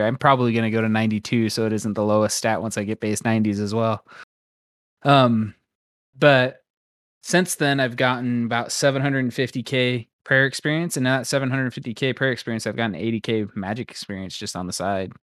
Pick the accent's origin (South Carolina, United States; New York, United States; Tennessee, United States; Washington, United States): Washington, United States; Royal City; Royal City football, the Royal Knights